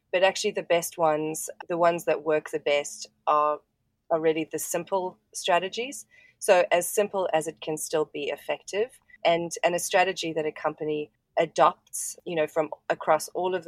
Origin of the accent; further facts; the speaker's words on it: South Africa; now in Brisbane, Australia; I'm actually a South African. I grew up in South Africa and live in Australia at the moment.